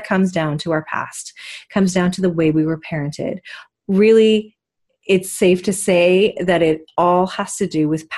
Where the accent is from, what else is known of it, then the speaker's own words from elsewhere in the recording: Vancouver, British Columbia, Canada; I born and raised in Vancouver